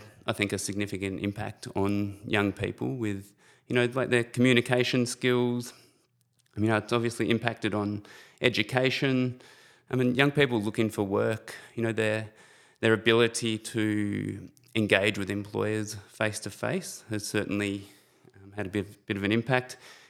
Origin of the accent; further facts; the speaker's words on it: Shepparton, Victoria, Australia; So I'm actually originally from Shepparton. Grew up in a very loving and supportive family.